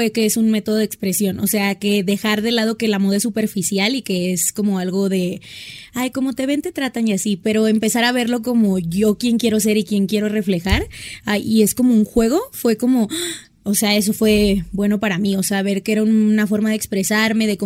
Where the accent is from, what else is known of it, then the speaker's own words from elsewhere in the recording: Hermosillo, Sonora, Mexico; moved away as an adult; also born or lived in Ciudad Obregón, Sonora; now in Mexico City, Mexico; me encanta porque me siento más a gusto. Y tengo 24 años, soy de Sonora, o sea, viví en Hermosillo 14 años, pero soy de Obregón, Sonora. Y me vine a vivir hace como 8 meses a la ciudad